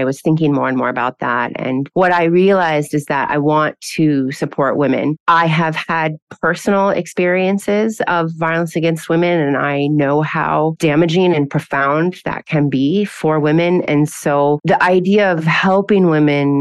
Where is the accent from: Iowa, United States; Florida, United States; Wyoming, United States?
Iowa, United States; moved away as an adult; now in Bahrain; I'm originally from Iowa in the Midwestern United States, and I came to Bahrain about 10 years ago.